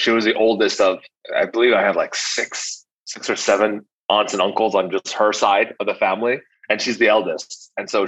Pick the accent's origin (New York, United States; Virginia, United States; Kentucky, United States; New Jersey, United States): Virginia, United States; Alexandria; also born or lived in Fairfax, Virginia; I was born in Alexandria, Virginia, like maybe 10 minutes out of DC